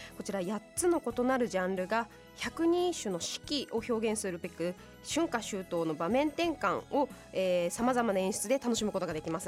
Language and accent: Japanese; Ōtawara, Tochigi, Japan; 栃木県の大田原市になります